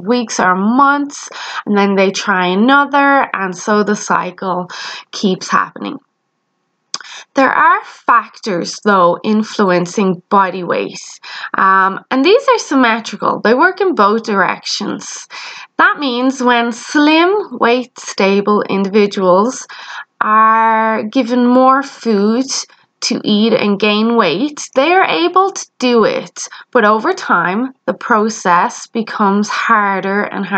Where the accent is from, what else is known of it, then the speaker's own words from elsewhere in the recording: Ireland; You may have noticed I have an accent. Yes, I am Irish